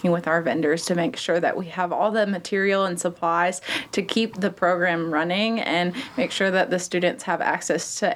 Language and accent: English; Pinehurst, North Carolina, United States; I grew up in Pinehurst, but I went to UNC Charlotte.